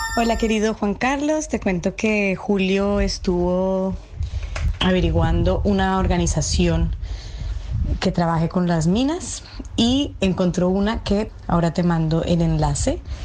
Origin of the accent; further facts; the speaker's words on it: Bolivia; yo soy de Bolivia